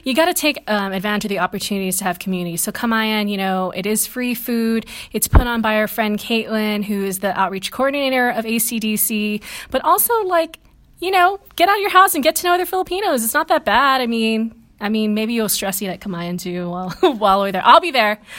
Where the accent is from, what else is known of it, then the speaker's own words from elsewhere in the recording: Guam; I come from Catholic country, which is Guam.